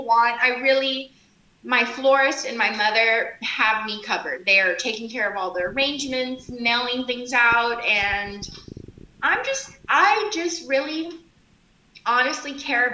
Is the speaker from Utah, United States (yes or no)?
no; South Texas, United States; I grew up in South Texas